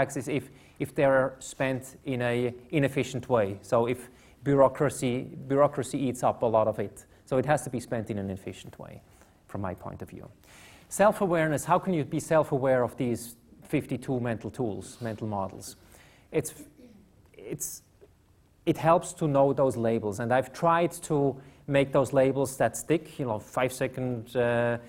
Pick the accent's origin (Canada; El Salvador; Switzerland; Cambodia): Switzerland; I come from Switzerland